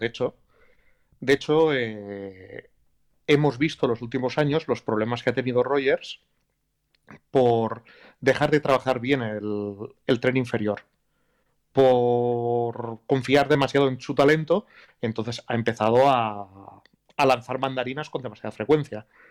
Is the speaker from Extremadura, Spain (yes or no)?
no; Basque Country, Spain; soy vasco